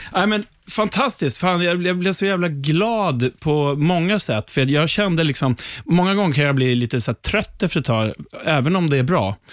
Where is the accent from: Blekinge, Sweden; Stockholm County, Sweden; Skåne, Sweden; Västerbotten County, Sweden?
Stockholm County, Sweden; Upplands Väsby; jag var där med lite gamla Väsbykompisar för vi är ju från Väsby